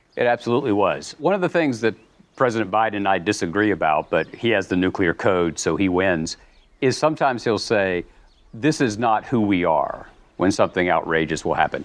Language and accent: English; the American South, United States; I'm a boringly heterosexual white Southern male Episcopalian